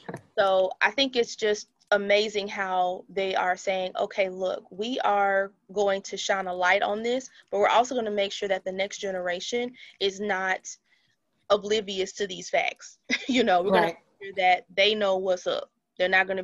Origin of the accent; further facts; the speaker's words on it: Brookside, Alabama, United States; Brookside is my hometown